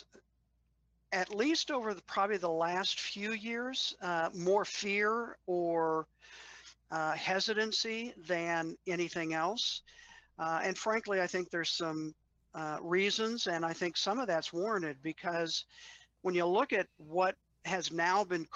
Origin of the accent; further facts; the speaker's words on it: Washington, District of Columbia, United States; as a kid, I grew up in the Washington, D.C. area